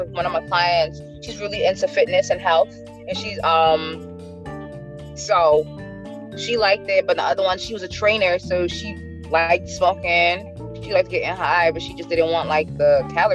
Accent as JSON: {"language": "English", "region": "New York", "country": "United States", "said": "I'm from New York"}